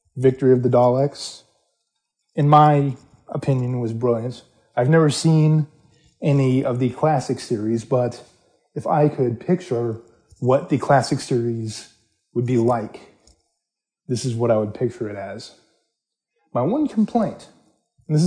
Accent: United States; I am from the States

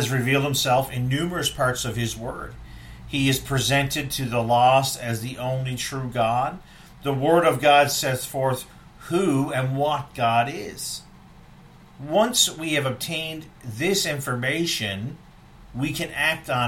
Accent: East Coast, United States; I grew up on the East Coast

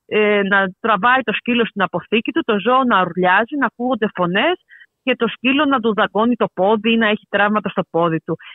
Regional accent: Paros, South Aegean, Greece; κατάγομαι από την Πάρο

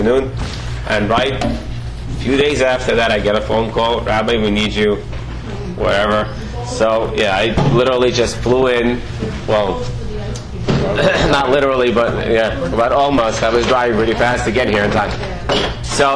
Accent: Russia; now in United States; I was brought up back in Soviet Union

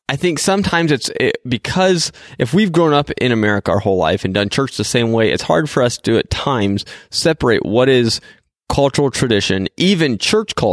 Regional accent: Japan; most of you know that I am, you know, a missionary kid, and so I grew up in Japan.

